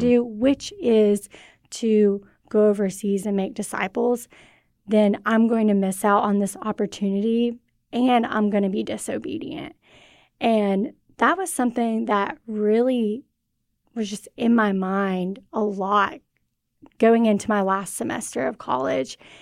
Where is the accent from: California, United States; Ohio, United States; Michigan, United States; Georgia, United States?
Georgia, United States; Cartersville; also born or lived in Mississippi; So I'm from Cartersville, Georgia, and I grew up there.